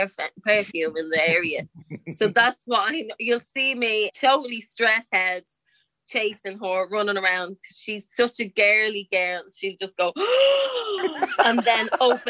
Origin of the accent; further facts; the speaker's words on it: Dublin, Leinster, Ireland; I grew up in a place called the Liberties